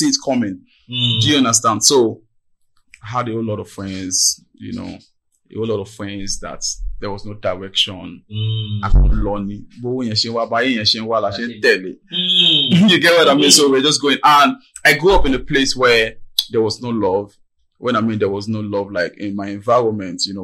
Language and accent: English; Maryland, Lagos, Nigeria; born and brought up in Maryland. Nigeria, Maryland.